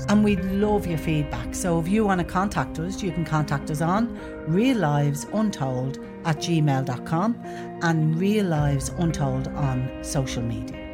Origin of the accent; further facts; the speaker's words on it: Dublin, Leinster, Ireland; accent: Dub; I grew up in Artane.